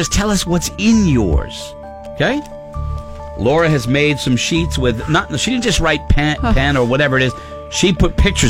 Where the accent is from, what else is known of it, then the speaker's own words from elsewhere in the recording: New England, United States; I'm from New England.